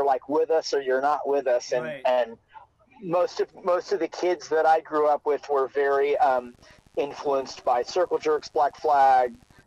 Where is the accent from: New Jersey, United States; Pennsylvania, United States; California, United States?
California, United States; Hermosa Beach; also born or lived in Queens, New York; I was born in Queens, New York. So I grew up there until I was about four, home of the …. And then I moved to Hermosa Beach, California, when I was about